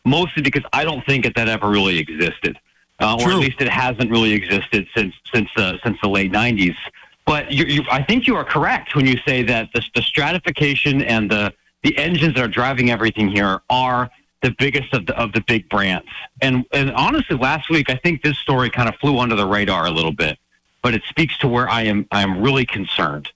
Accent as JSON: {"language": "English", "town": "Columbus", "region": "Ohio", "country": "United States", "tie": "born or raised there", "said": "I grew up in Columbus"}